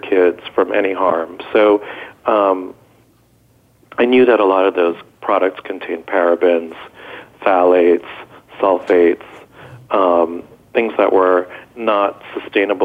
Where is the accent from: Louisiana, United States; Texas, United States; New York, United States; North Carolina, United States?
New York, United States; Westchester; also born or lived in Israel; I was born in Israel, and we moved here when I was a little boy. And I grew up in Westchester, New York